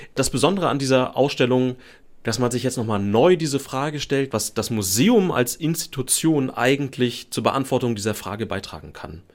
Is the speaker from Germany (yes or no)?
yes; Germany; für uns in Deutschland